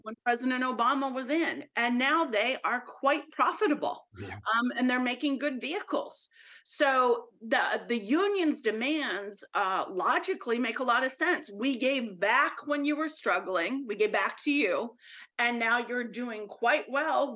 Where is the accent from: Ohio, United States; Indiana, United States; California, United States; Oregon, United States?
Ohio, United States; Dayton; moved away; I'm an Ohio girl and Dayton, Ohio